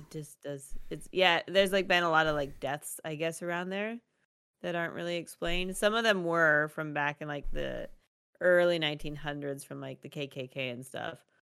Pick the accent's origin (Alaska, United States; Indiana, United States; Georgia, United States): Alaska, United States; I grew up in Alaska. We lived in the woods, literally.